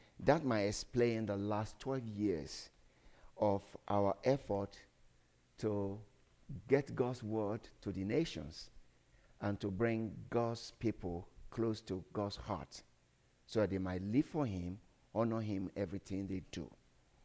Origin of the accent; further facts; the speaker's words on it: Nigeria; I come from Nigeria